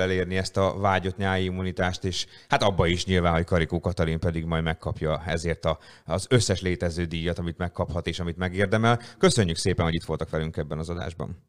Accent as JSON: {"language": "Hungarian", "country": "Hungary", "said": "magyar emberek vagyunk"}